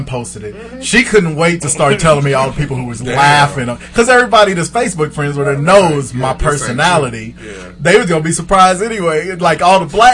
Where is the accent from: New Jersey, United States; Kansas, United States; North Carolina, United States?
Kansas, United States; Wichita